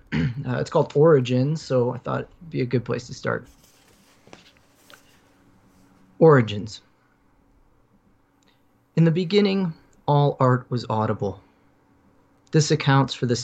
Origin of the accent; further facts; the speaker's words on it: Michigan, United States; I grew up in Michigan, so Midwest was gonna be in there no matter what.